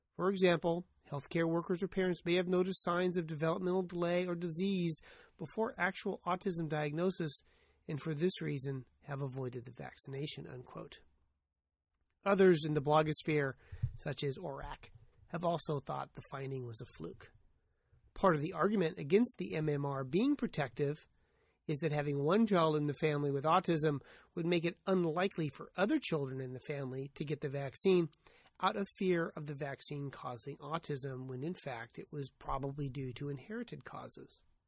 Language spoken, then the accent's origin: English; United States; I'm an American.